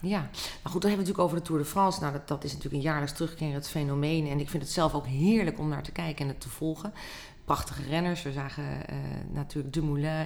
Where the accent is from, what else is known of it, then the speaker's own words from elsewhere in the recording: Netherlands; wij als Nederlanders